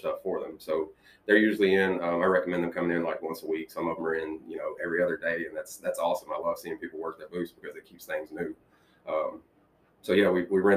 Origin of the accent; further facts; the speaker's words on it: Brighton, Tennessee, United States; I was raised in Brighton. I'm a Brighton High School graduate